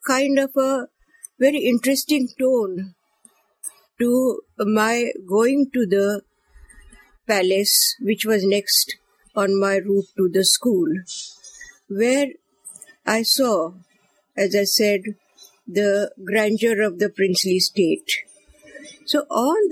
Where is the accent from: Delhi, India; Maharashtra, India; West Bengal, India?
Maharashtra, India; Kolhapur; first language Marathi; English is a second language; also born or lived in Bombay; now in Mumbai, India; I was born in Kolhapur, a princely state in Maharashtra